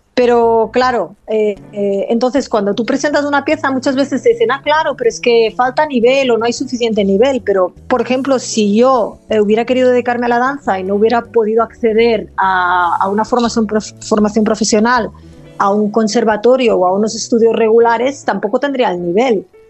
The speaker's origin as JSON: {"language": "Spanish", "town": "Olot", "region": "Catalonia", "country": "Spain", "tie": "born or raised there", "first_language": "Catalan", "second_language": "Spanish", "moved": "yes", "said": "yo no soy originariamente de aquí, yo nací en, en Olot, en La Garrocha"}